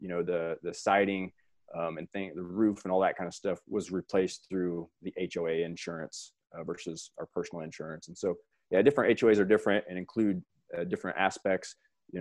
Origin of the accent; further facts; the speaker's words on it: Northeast Missouri, United States; now in Colorado, United States; my hometown. It's a small rural community in Northeast Missouri